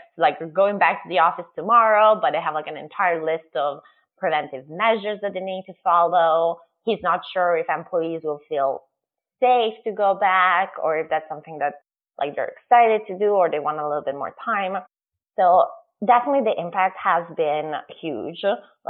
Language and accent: English; Italy; English is a second language; now in United States; I remember growing up in Italy, I never noticed. And now that I've lived in America for long and I've been outside of Italy for so long, every time I go back